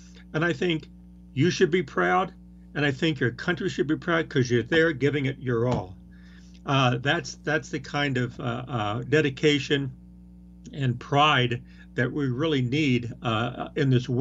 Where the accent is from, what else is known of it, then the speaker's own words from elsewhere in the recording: Colorado, United States; I want to see people from my hometown and from Colorado and from the West